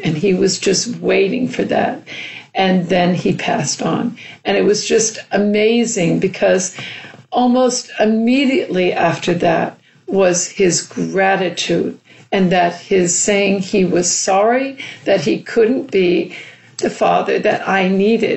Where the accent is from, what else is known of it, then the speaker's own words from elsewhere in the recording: New York City, New York, United States; growing up in New York City